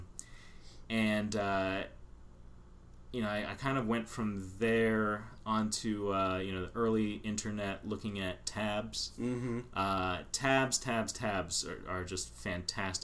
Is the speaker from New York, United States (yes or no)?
no; Pittsburgh, Pennsylvania, United States; moved away; also born or lived in Philadelphia; originally I'm from Pittsburgh.